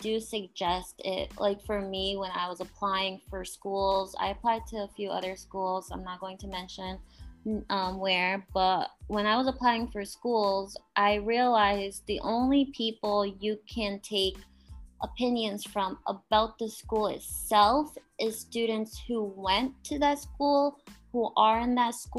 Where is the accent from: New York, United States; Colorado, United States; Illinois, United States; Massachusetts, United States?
Massachusetts, United States; Boston; also born or lived in Rhode Island; I'm from the Boston area